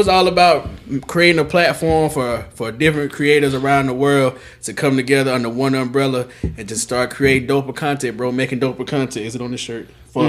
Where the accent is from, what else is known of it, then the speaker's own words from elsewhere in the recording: Columbus, Ohio, United States; also born or lived in Manhattan; I'm from Columbus.